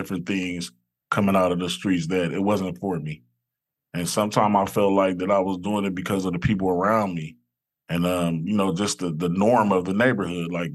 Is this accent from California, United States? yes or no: yes; Los Angeles, California, United States; I grew up in South Central LA, right off of Imperial and Figueroa.